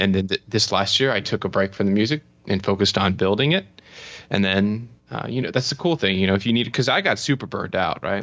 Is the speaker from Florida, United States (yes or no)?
yes; Florida, United States; moved away as an adult; also born or lived in United Kingdom / Spain; I'm from Florida.